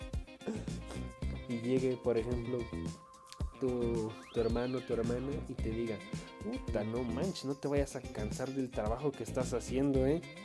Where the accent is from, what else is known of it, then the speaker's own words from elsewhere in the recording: Valle de Bravo, State of Mexico, Mexico; yo soy de Valle de Bravo